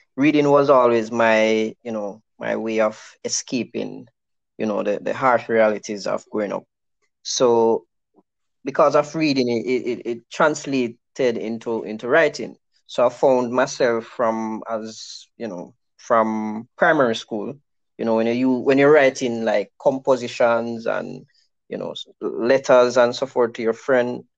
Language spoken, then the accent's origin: English; Westmoreland, Jamaica; I grew up in Maras Lane in Westmoreland